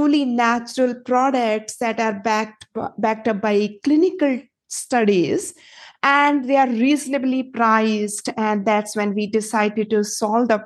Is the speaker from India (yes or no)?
yes; Punjab, India; moved away as an adult; also born or lived in Silicon Valley, United States; now in United States; I am originally from India and I come from a long lineage of farmers with deep roots in Punjab in India.